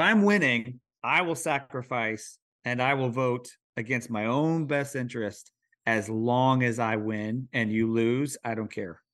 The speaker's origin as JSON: {"language": "English", "region": "Missouri", "country": "United States", "moved": "yes", "said": "I'm from Missouri"}